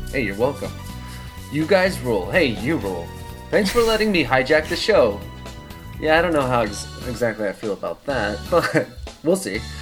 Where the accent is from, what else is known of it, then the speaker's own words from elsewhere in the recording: Midwest, United States; I'm from the Midwest, and there is a GameWorks outside of Chicago that had a deluxe cabinet of Outrun 2.